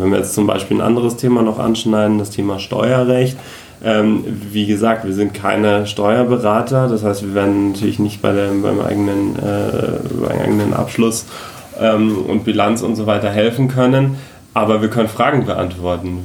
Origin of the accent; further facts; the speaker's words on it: Munich, Bavaria, Germany; also born or lived in Frankfurt; seit Anfang des Jahres wieder in meiner Heimat hier in äh, Oberbayern, äh, im schönen München bin